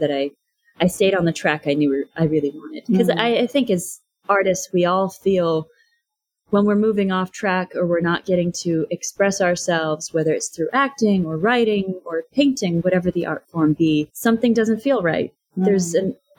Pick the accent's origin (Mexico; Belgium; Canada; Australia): Canada; moved away as an adult; now in Los Angeles, United States; As a Canadian, moving to Los Angeles, I knew I'd need to go through the immigration process